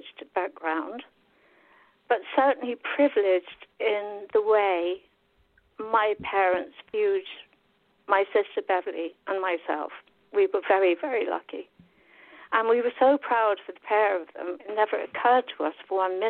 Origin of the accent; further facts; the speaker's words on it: West Drayton, London, United Kingdom; I grew up in a little place called West Drayton